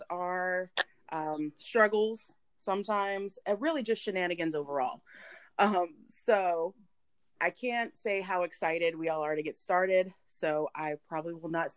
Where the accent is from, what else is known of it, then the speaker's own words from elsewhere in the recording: the South, United States; I was raised in the South